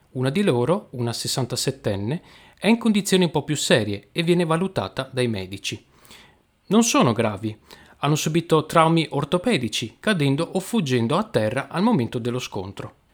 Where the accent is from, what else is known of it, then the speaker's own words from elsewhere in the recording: Venice, Veneto, Italy; oggi parliamo di attualità. Come sapete io sono di Venezia e quindi non potevo non parlare di, questo